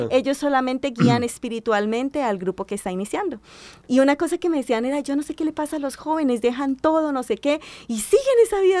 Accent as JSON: {"language": "Spanish", "town": "Bucaramanga", "region": "Santander", "country": "Colombia", "said": "yo soy de Bucaramanga."}